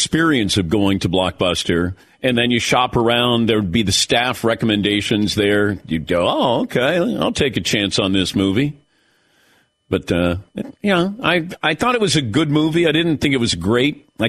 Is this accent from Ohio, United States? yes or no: yes; Ohio, United States; I was very fortunate growing up in Ohio. We got the Browns games every Sunday.